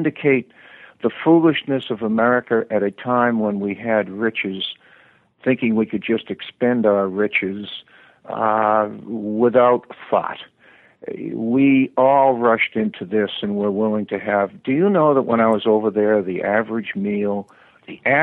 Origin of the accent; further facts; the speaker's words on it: United States; I'm an American